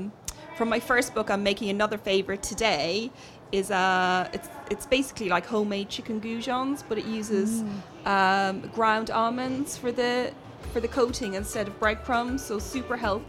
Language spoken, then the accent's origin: English; Ireland; I grew up in Ireland